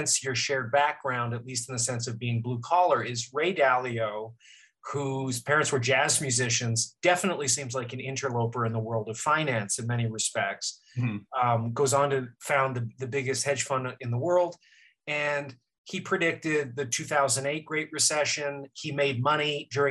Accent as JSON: {"language": "English", "country": "Canada", "moved": "yes", "lives_now": "United States", "said": "I'm Canadian with a green card in the US"}